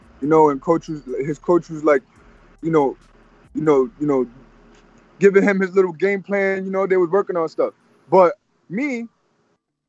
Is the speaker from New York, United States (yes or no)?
yes; New York City, New York, United States; I'm from Harlem